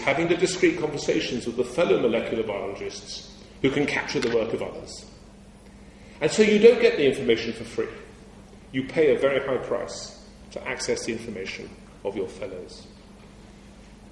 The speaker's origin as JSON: {"language": "English", "region": "England", "country": "United Kingdom", "said": "I'm English"}